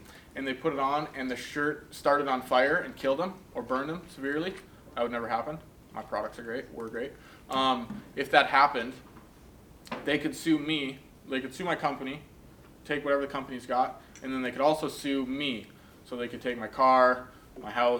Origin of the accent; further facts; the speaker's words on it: Minot, North Dakota, United States; also born or lived in Steinbach, Manitoba, Canada; I grew up in Minot, North Dakota